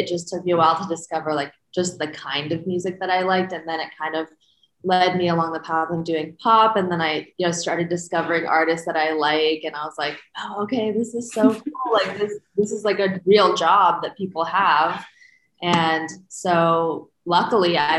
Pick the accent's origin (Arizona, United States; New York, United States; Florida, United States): Arizona, United States; Phoenix; So I'm from Phoenix, Arizona, and I was born and raised there